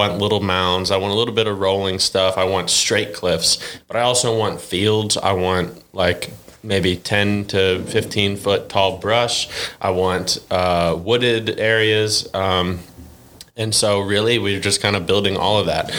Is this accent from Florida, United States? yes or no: no; Cleveland, Ohio, United States; moved away as an adult; now in Arkansas, United States; growing up in Cleveland